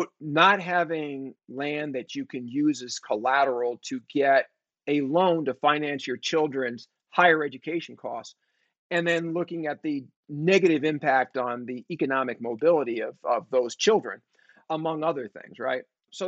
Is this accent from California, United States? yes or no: yes; San Francisco, California, United States; I grew up in San Francisco. I was born in 1965.